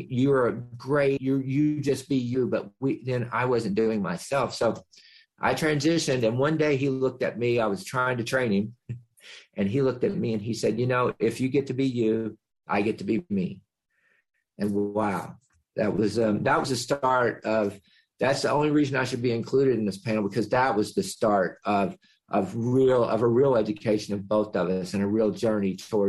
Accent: Kentucky, United States; moved away as an adult; now in Marin County, United States; We're from, you know, we live in Marin County in a very privileged, mostly white community. We come from Kentucky. We moved here. We moved here about 14 years ago.

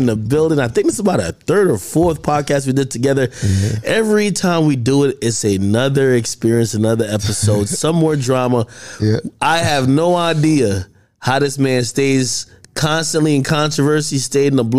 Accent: Jamaica; I'm from Jamaica.

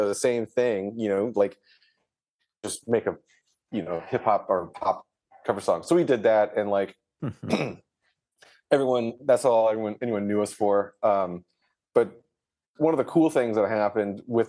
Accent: Jacksonville, Florida, United States; I'm from Jacksonville

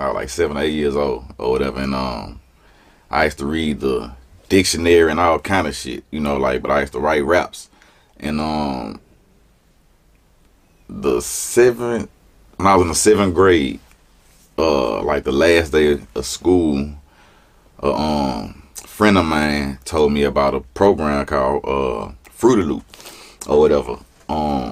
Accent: Baton Rouge, Louisiana, United States; Baton Rouge, Louisiana.

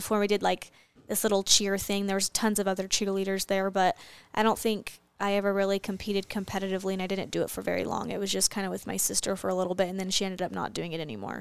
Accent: Arizona, United States; growing up in Arizona

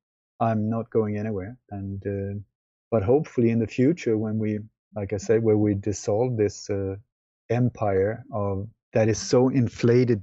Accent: Sweden; moved away; also born or lived in Denmark; I was born in Denmark, but I grew up in Sweden

